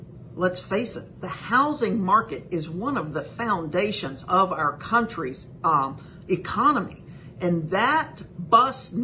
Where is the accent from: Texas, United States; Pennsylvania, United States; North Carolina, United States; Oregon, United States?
North Carolina, United States; Whiteville; moved away; I'm from Columbus County. The great big metropolis of Whiteville is my hometown.